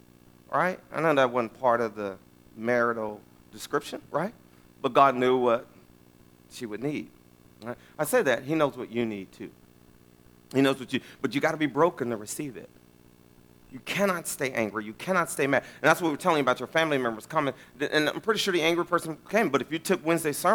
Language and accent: English; West Texas, United States; now in Round Rock, United States; I'm from West Texas.